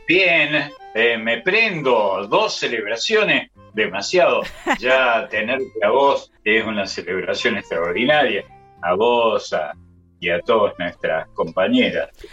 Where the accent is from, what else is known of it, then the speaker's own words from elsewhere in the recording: Argentina; Yo soy hijo de extranjeros, como, como sabes, eh, como tantos argentinos